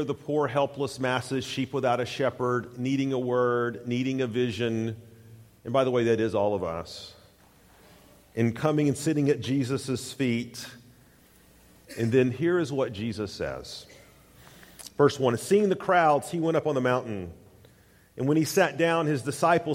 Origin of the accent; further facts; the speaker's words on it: East Tennessee, United States; growing up in East Tennessee